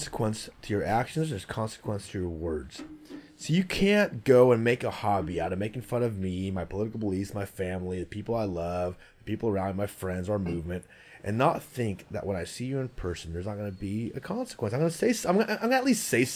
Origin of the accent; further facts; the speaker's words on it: Santa Rosa, California, United States; also born or lived in San Mateo, California; I grew up in Santa Rosa, California, in Sonoma County, but we lived in San Mateo for 1 year